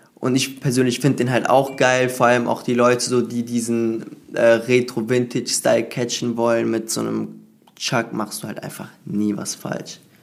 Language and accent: German; Cologne, North Rhine-Westphalia, Germany; ich bin aus Köln